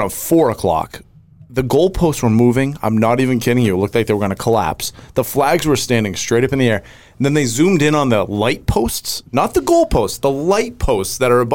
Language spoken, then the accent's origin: English; Monmouth, Maine, United States; I'm from Monmouth, but downtown Winthrop because that's where the bars are